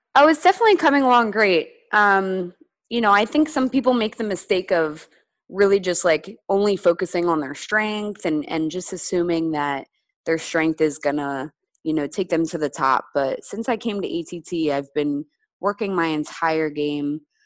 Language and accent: English; Reading, Pennsylvania, United States; moved away as an adult; also born or lived in New Hampshire; I traveled home to Reading, to my hometown